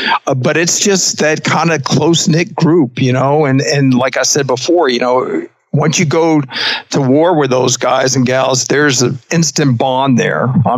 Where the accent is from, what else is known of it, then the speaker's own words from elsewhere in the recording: Northeast, United States; I got to hit a Dunkin' Donuts because we don't have a whole lot of them in Kentucky to begin with. I grew up with them in the Northeast.